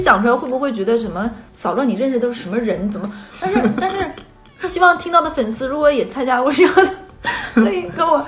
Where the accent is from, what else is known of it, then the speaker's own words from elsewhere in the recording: Northeast China, China; moved away as an adult; now in Shanghai, China; 在我老家东北，就是一个五线城市